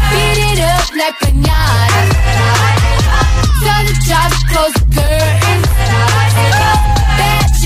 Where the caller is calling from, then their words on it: Madrid, Community of Madrid, Spain; Hola agitadores